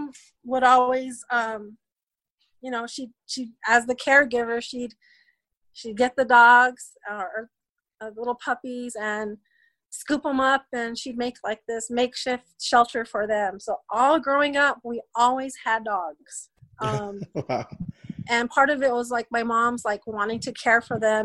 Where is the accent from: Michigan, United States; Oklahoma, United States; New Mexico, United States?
New Mexico, United States; Cochiti; also born or lived in California; So I was born in California. At about the age of 2 or 3, we moved back to Cochiti. And that's essentially where I was raised from that age